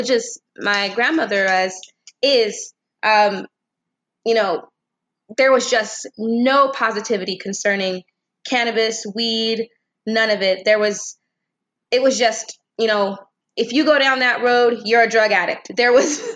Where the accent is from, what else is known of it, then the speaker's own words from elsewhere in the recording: Temecula, California, United States; I'm from Temecula, California